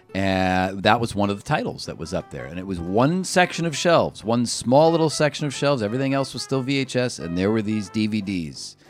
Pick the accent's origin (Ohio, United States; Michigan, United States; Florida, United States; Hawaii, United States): Ohio, United States; Cleveland; I grew up in Cleveland